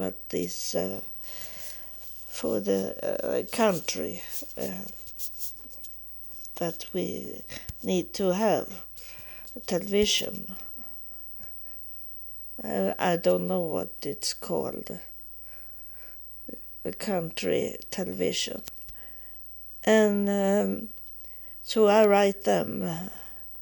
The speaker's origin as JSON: {"language": "English", "country": "Sweden", "also_born_or_lived": "United States", "said": "when I come back to Sweden from being homeless in the United States in 3.5 years"}